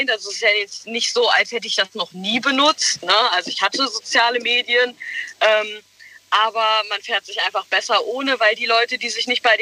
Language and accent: German; Westerwald, Rhineland-Palatinate, Germany; ich komme aus dem Westerwald.